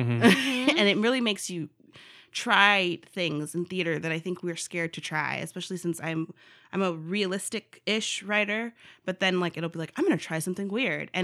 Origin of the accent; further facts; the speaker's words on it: Los Angeles, California, United States; moved away as an adult; also born or lived in Culver City, California / Downey, California; now in Fayetteville, United States; I went back and forth between two very different